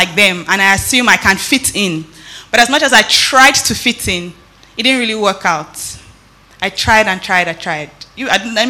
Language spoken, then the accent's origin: English; Nigeria; moved away; also born or lived in Benin City, Nigeria / Lagos, Nigeria; When I was growing up in Benin, I had great pastors. Growing up in Lagos, Pastor Tyron, Pastor Bimbo Odukoya